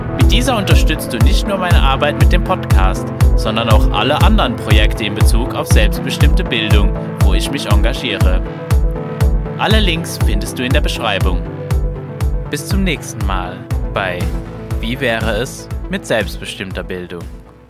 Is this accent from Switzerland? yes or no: no; Luxembourg; moved away; als Luxemburger